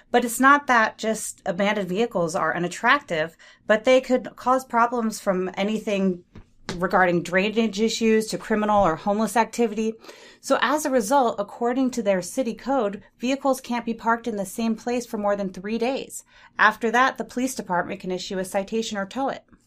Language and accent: English; San Francisco Bay Area, East Bay, California, United States; moved away; I grew up in the San Francisco Bay Area in the East Bay